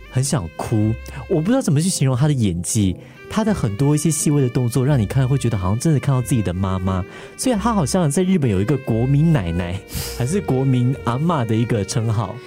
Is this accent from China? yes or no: no; Taiwan; now in Singapore; 我刚从台湾来新加坡